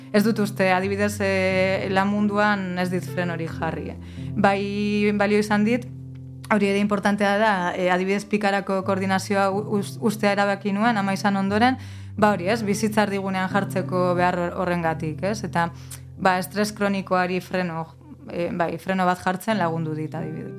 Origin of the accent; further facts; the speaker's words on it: Getxo, Basque Country, Spain; also born or lived in Mungia; getxoan bizi nintzen eta giroa, bueno, getxo berangon, giroa oso erdalduna zen, eta gero mungira joan nintzenean